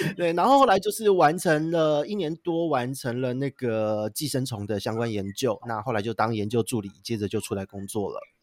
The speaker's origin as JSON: {"language": "Chinese", "region": "Taipei", "country": "Taiwan", "tie": "born or raised there", "also_born_or_lived": "Penghu", "said": "我是台北人"}